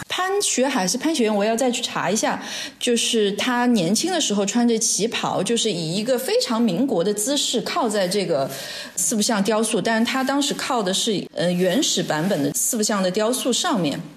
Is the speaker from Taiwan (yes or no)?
no; Shanghai, China; moved away as an adult; also born or lived in Hangzhou / Beijing; 我是上海人，我出生在上海